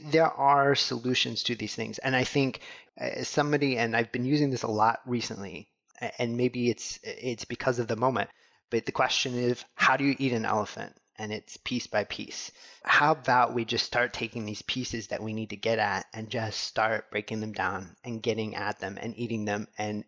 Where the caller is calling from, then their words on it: St. Louis, Missouri, United States; So I'm coming to you from St. Louis, Missouri in the U.S.